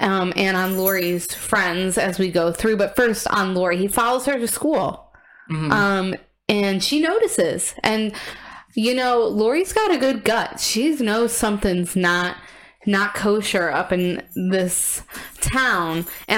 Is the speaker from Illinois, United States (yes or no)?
yes; Illinois, United States; It looks just like the suburb I grew up in Illinois.